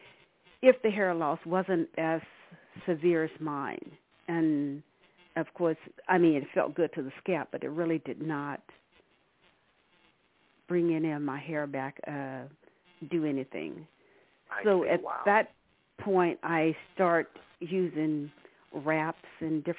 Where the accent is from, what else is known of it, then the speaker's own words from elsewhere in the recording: Arkansas, United States; now in California, United States; I've been living in California for the past 40 plus years. I'm originally from Arkansas.